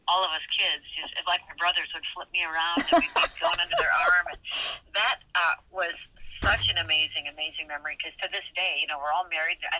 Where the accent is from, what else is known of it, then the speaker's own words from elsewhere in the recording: Minnesota, United States; grew up in Upper Midwest in Minnesota.